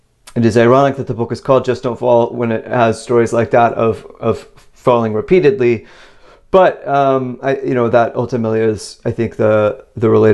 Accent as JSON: {"language": "English", "region": "Virginia", "country": "United States", "tie": "born or raised there", "said": "where I grew up in Virginia"}